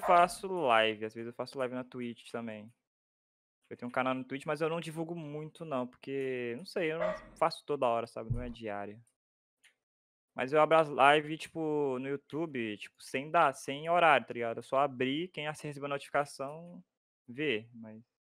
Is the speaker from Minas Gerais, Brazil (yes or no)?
yes; Minas Gerais, Brazil; moro em Minas Gerais